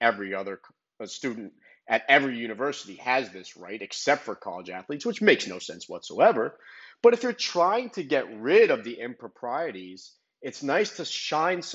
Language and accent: English; Miami, Florida, United States; born or raised there